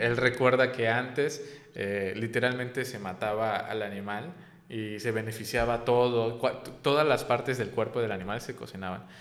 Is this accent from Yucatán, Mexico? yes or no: yes; Yucatán, Mexico; siendo yo yucateco